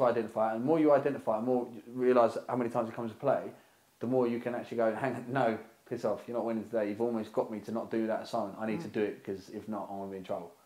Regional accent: United Kingdom; born or raised there

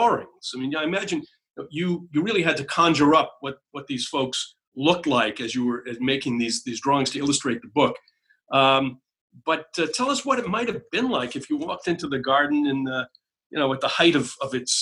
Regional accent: New Hampshire, United States; I was raised in New Hampshire

